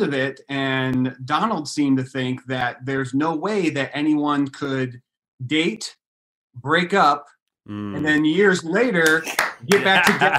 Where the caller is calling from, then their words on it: Albion, Michigan, United States; We're from a small little city in Michigan called Albion.